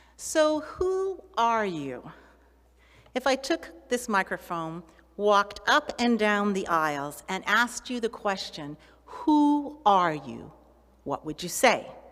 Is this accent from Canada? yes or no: yes; Canada; Well, that's where I live or that's where I was born